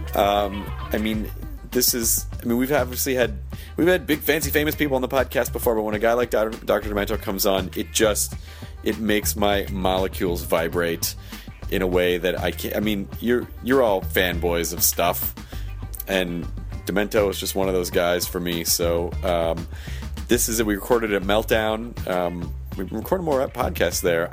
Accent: Memphis, Tennessee, United States; when I was growing up in Memphis, Tennessee

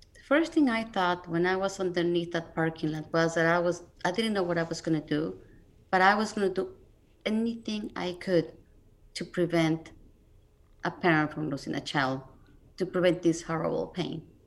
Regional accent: Mexico City, Mexico; moved away; I'm originally from Mexico City, so I didn't grow up here

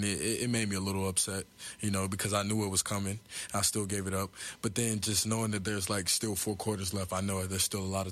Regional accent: Tulsa, Oklahoma, United States; playing for my hometown Tulsa

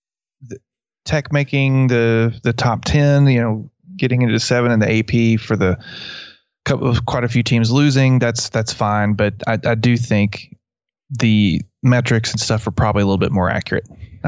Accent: West Texas, United States; accent: West Texas; my West Texas accent pronounces them the exact same way.

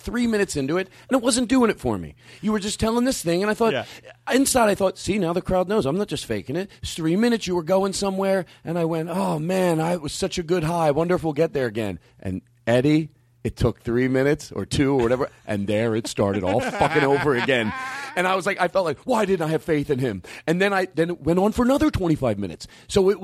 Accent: Philadelphia, Pennsylvania, United States; Philadelphia, because that's my hometown

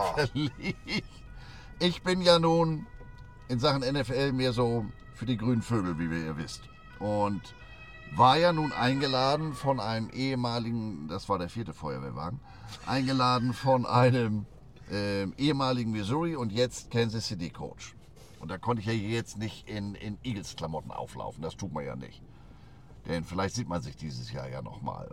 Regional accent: Hamburg, Germany; Ich sag Hamburg, Deutschland

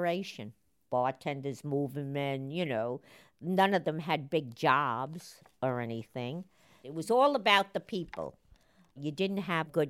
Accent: New York City, New York, United States; I was born in the Bronx in 1937

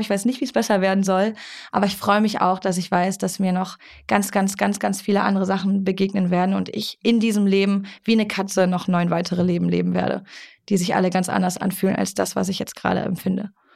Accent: Germany; wir als Deutsche

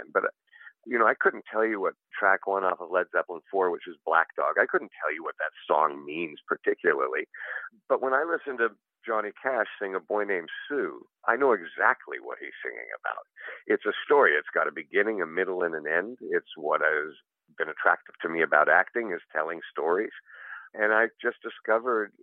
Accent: Toronto, Ontario, Canada; moved away; I grew up in Toronto, Canada

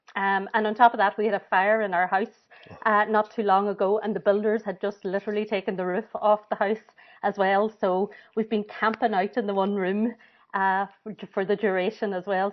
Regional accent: Buncrana, County Donegal, Ireland; moved away as an adult; also born or lived in Cork / Cape Breton / Dublin / Derry; I'm from Buncrana, up in Inishowen in Donegal, and that's where I'm back these days now.

